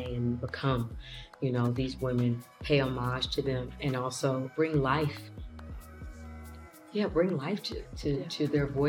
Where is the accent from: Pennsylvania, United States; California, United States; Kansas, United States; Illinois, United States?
Kansas, United States; Kansas City; moved away; also born or lived in Missouri; I was born and raised in Kansas City, Kansas, so I know that like the back of my hand